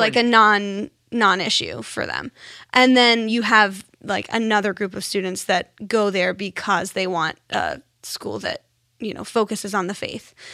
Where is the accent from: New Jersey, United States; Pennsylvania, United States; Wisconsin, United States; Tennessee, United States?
Pennsylvania, United States; Pittsburgh; now in Connecticut, United States; I'm from Pittsburgh, Pennsylvania.